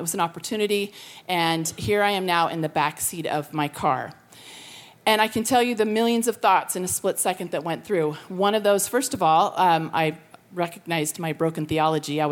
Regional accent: Colorado, United States; now in California, United States; I'm from Colorado, but I've lived in California for over 30 years

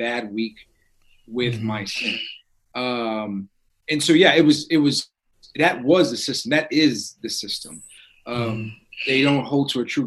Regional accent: New York City, New York, United States; I'm from the South Bronx

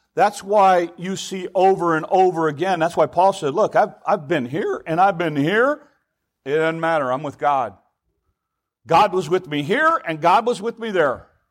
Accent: United States

